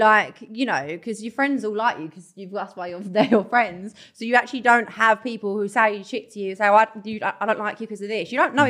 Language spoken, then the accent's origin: English; Essex, East of England, United Kingdom; accent: Essex